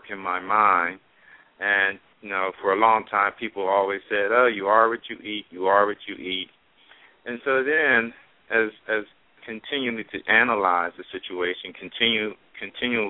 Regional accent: Philadelphia, Pennsylvania, United States; moved away as an adult; also born or lived in Tucson, Arizona; I grew up in the Philadelphia area.

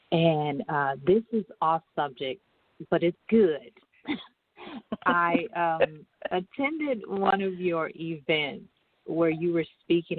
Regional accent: Michigan, United States; I was raised in Michigan

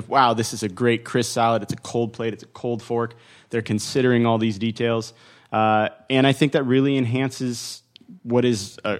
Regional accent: Northern California, United States; I grew up in Northern California.

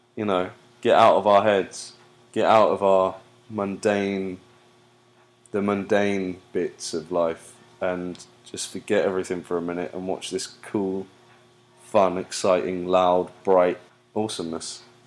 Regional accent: United Kingdom; now in United States; I'm so British

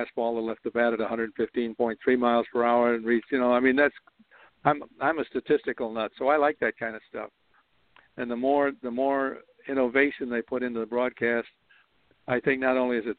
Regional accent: Chicago, Illinois, United States; moved away; also born or lived in New York area; I was born in Chicago

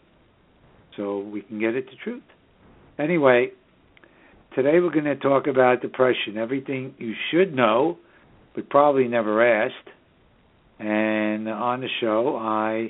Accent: New York City, New York, United States; born or raised there

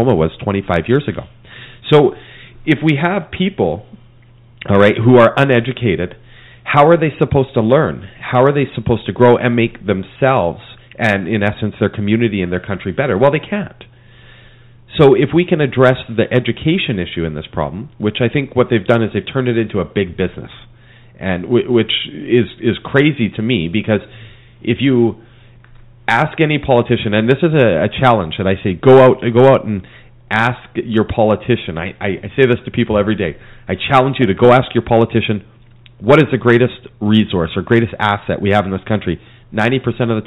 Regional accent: Alberta, Canada; now in Mission, Canada; I grew up in Alberta.

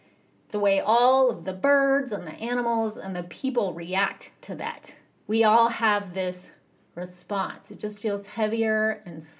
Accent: United States; I grew up in America.

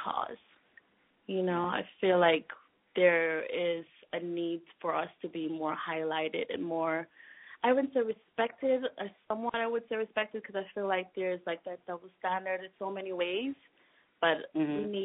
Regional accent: Jamaica; now in New York, United States; growing up in Jamaica and now living in New York

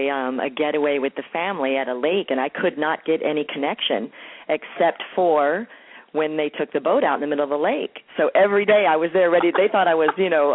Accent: Hialeah, Florida, United States; also born or lived in New York; now in Marietta, United States; In Miami, actually a town called Hialeah, not far from Miami

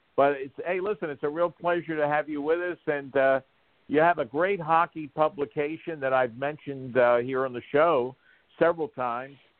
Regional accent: Havertown, Pennsylvania, United States; I grew up in Havertown

